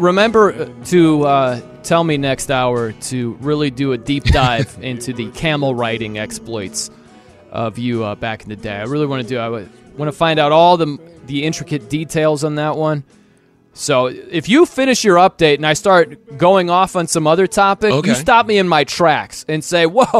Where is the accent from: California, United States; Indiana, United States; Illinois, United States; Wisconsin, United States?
Indiana, United States; South Bend; I'm from South Bend, love the Irish.